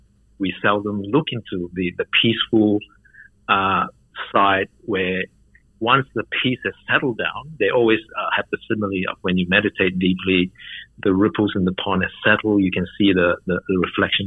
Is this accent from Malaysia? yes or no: yes; Malaysia; I was brought up in Malaysia, in a Muslim country